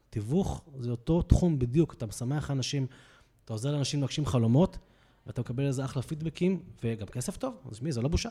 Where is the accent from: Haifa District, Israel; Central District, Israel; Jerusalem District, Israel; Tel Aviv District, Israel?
Haifa District, Israel; Hadera; moved away as an adult; now in Pardes Hanna, Israel; בן 38, במקור מחדרה. אני כבר גר uh, כמעט 17 שנה בפרדס חנה